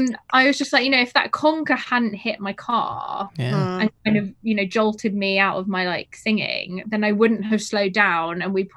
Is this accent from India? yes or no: no; Wimbledon, London, United Kingdom; I'm always like from Wimbledon, like where the tennis.